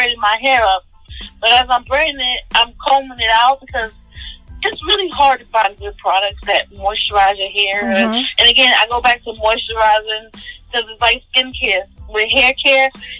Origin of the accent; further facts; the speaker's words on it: New York, United States; we're from New York